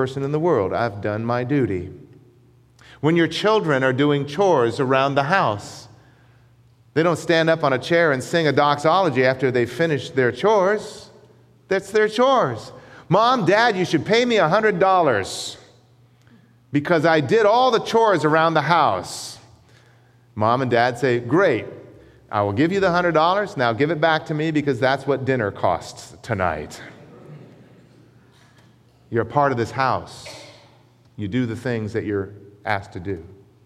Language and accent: English; United States; though I was born in America, my ancestry comes from another land. It comes from the United Kingdom, from Scotland